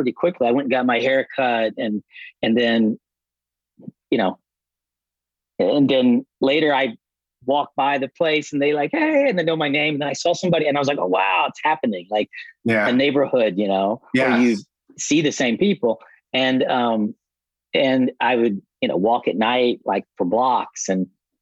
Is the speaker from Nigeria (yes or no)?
no; Lexington, Kentucky, United States; moved away as an adult; now in California, United States; I'm from Kentucky, Lexington, okay. Kentucky.